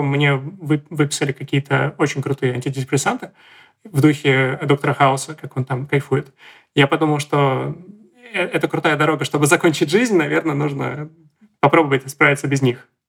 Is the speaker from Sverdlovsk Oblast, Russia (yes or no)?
no; Saint Petersburg, Russia; я из Санкт-Петербурга